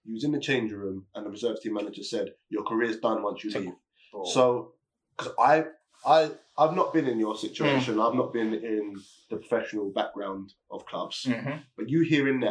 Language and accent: English; London, United Kingdom; I was brought up in Brixton and the South London kind of way